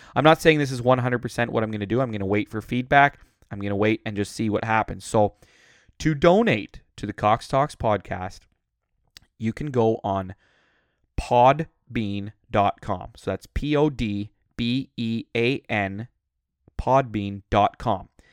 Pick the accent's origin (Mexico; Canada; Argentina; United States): Canada; Uxbridge, Ontario; moved away; also born or lived in Alberta; growing up in Uxbridge